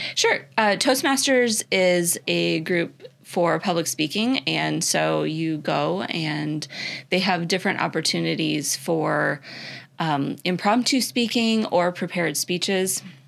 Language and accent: English; Iowa, United States; moved away as an adult; also born or lived in Minnesota / Illinois; now in Florida, United States; I grew up in Iowa.